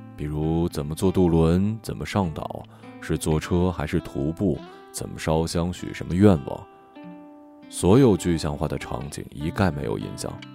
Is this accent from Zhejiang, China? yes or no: yes; near Mount Putuo, Zhejiang, China; 我就出生在普陀山的边上。但在我们那里，拜佛不叫拜佛，而是念作拜菩萨